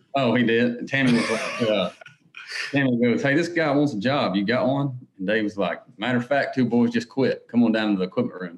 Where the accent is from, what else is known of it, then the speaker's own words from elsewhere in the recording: Harlem, Georgia, United States; moved away as an adult; now in Nashville, United States; I grew up in Harlem, Georgia, outside of Augusta.